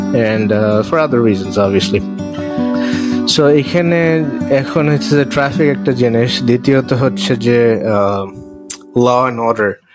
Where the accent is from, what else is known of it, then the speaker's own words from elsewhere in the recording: Dhaka, Dhaka Division, Bangladesh; moved away as an adult; also born or lived in Virginia; now in New York City, United States; আমি বাংলাদেশ থেকে আসছিলাম ঢাকাতে বড় হয়েছি